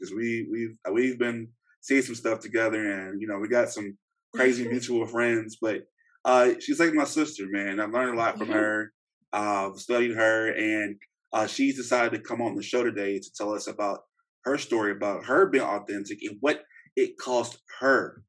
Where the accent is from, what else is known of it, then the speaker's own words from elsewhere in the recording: Shreveport, Louisiana, United States; moved away; I'm from Shreveport, Louisiana, originally